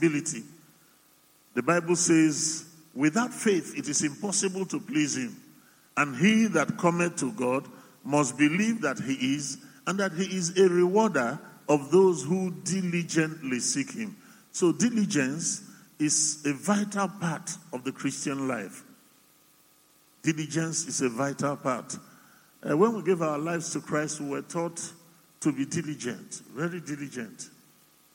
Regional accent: Yorubaland, Nigeria; also born or lived in Cameroon; I'm Omo Ibo who grew up in Yoruba land

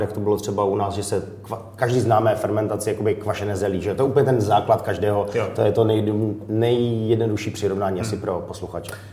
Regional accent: Wallachia, Zlín Region, Czechia; moved away; inspiruju se z Valeska, protože tam jsem vyrůstal

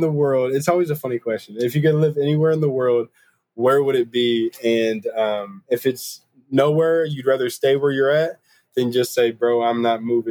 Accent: Kentucky, United States; you can definitely tell that I'm from Kentucky.

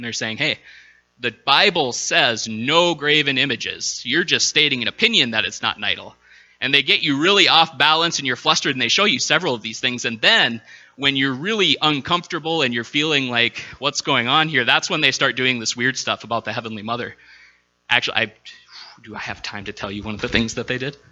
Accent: Minnesota, United States; being a Minnesotan

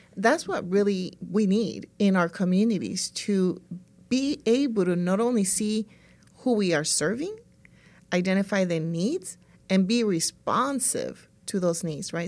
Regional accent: El Salvador; now in California, United States; I'm from El Salvador

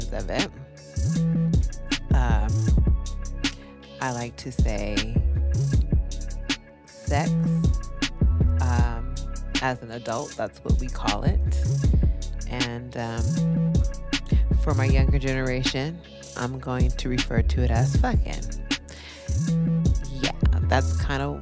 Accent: California, United States; born and raised in Cali

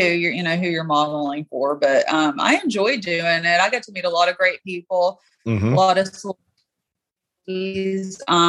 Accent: Knoxville, Tennessee, United States; moved away; I'm from Knoxville, Tennessee, originally.

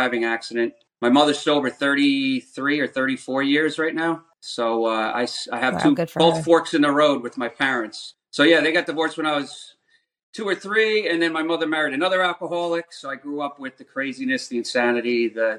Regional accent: Rockland County, New York, United States; I grew up in Rockland County.

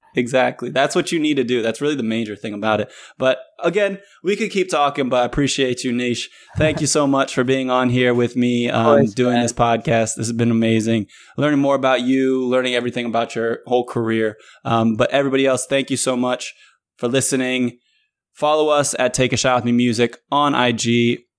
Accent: Northern Virginia, United States; moved away as an adult; also born or lived in North Carolina / Indianapolis; I grew up in Northern Virginia, so it's not like you really have that much country

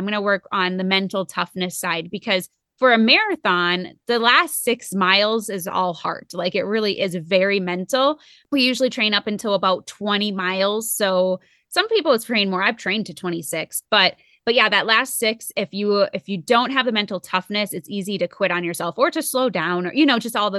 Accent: Minnesota, United States; now in Colorado, United States; I know from Minnesota, it was like, we were at sea level, we were 500 feet. So coming here into Colorado has been a huge adjustment.

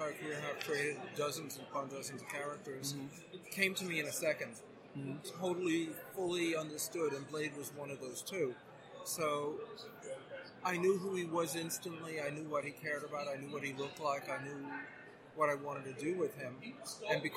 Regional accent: New York, United States; I grew up in New York

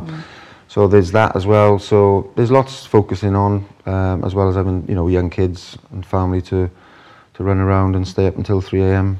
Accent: Welsh, Wales, United Kingdom; now in Dubai, United Arab Emirates; me being Welsh

